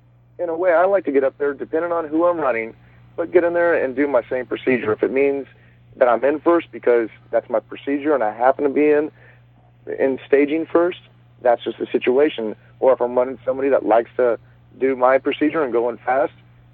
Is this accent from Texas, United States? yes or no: yes; Dallas, Texas, United States; I'm going back to my home state of Texas. I'm from Dallas